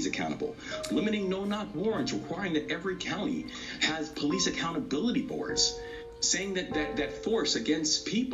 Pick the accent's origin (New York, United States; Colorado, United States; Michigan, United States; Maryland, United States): Maryland, United States; Maryland became the first state in the country, my home state